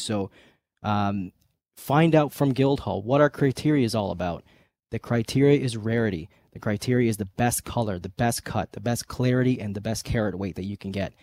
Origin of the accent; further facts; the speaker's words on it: Canada; us Canadians